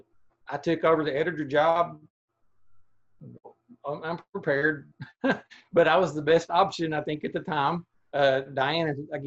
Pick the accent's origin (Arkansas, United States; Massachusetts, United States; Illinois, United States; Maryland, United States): Arkansas, United States; Atkins; also born or lived in Dardanelle, Arkansas / Dover, Arkansas; I've never lived more than 30 minutes from where I was born, which is in Dardanelle, Arkansas. And I grew up in Adkins, lived in Dover for 20 years